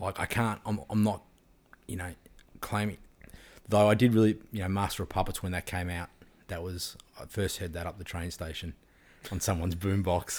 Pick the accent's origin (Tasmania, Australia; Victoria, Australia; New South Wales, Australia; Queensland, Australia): Victoria, Australia; Frankston; I was from Frankston